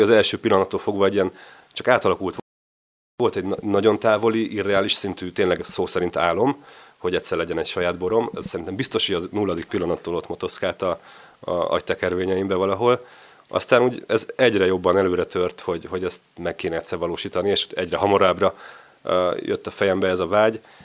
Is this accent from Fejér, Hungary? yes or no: no; Budapest, Hungary; moved away as an adult; also born or lived in Mátra; Én Csepelen nőttem föl